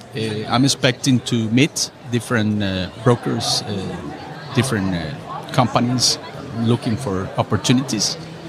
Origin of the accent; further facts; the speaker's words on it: Costa Rica; I'm from Costa Rica.